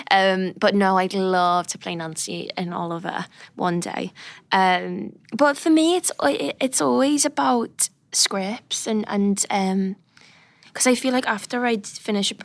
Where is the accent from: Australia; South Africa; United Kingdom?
United Kingdom; I'm British